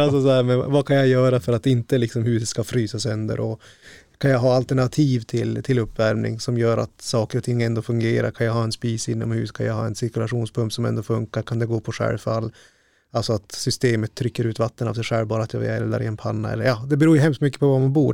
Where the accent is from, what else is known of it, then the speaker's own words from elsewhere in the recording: northern Sweden, Sweden; här i norra Sverige att ja, platsen som jag själv kommer ifrån